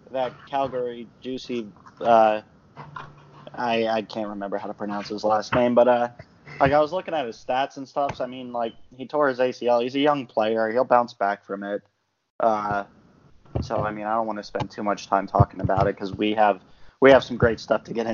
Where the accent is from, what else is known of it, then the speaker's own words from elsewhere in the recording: Philadelphia, Pennsylvania, United States; I would love to play for my hometown team. I'd love to play for the Flyers